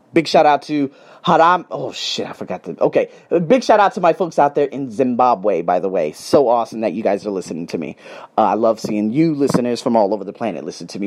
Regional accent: United States; I'm from America

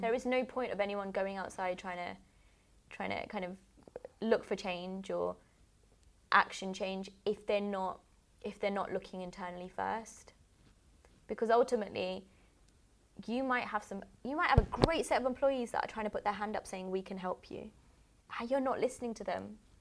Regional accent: United Kingdom; I'm I'm British

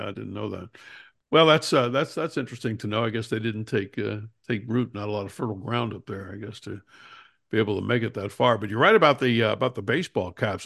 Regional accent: New Jersey, United States; I'm from New Jersey

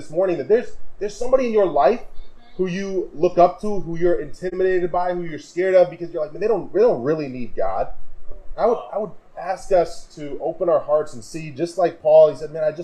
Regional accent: Wisconsin, United States; now in Kalamazoo, United States; growing up in Wisconsin

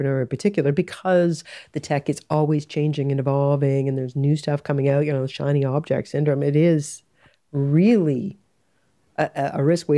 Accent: Canada; I'm Canadian

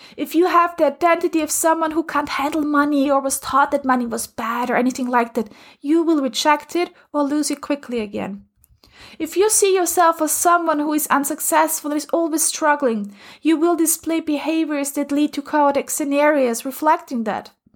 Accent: Austria; moved away; I'm originally from Austria

